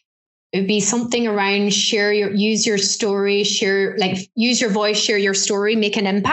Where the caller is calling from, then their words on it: Ulster, Ireland; So right now I am in a place called Donegal, which is right up in the northwest corner of Ireland.